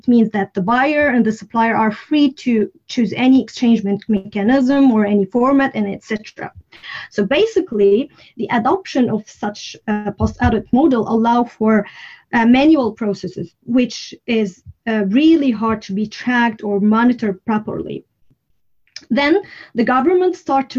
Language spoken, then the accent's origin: English; Syria; first language Arabic; English is a second language; now in Sweden; I speak Arabic as my native language. I'm originally from Syria, but I live in Sweden.